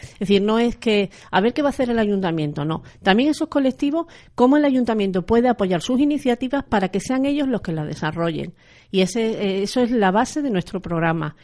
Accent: Extremadura, Spain; aquí en Extremadura y sobre todo más en la provincia de Badajoz

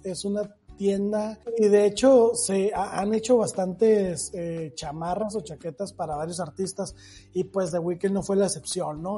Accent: Mexico; soy latino pues mira, de México para el mundo

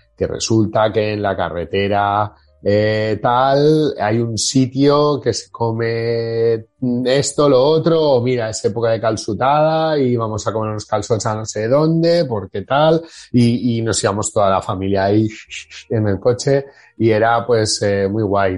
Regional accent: Barcelona, Catalonia, Spain; estaba cansadísimo en mi ciudad

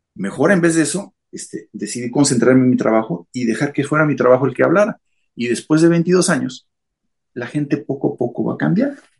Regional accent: Mexico City, Mexico; moved away as an adult; now in Japan; Yo nací en la Ciudad de México, este, yo soy de allá, este, y eh, durante mi juventud, toda la vida estuve, este, todo el tiempo de mi juventud estuve en la Ciudad de México.

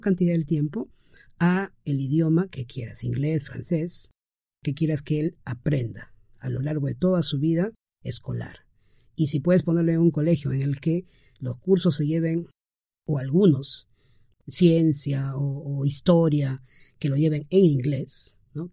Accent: Peru; mi esposa y yo somos eh, de aquí, peruanos

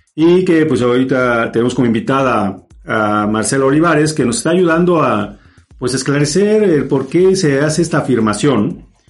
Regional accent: Mexico; somos, somos mexicanos

